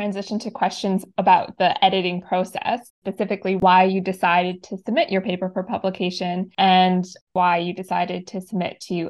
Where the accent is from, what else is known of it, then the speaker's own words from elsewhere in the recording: Northern Canada, Canada; probably a bit biased because I'm from the North